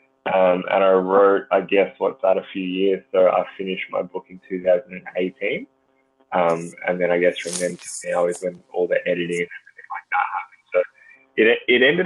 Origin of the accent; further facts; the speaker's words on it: Gold Coast, Queensland, Australia; growing up on the Gold Coast, the beaches are amazing